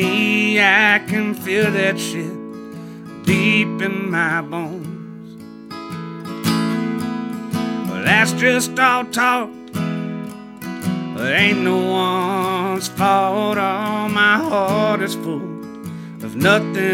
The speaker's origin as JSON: {"language": "English", "town": "Hattiesburg", "region": "Mississippi", "country": "United States", "said": "I'm from Hattiesburg, Mississippi"}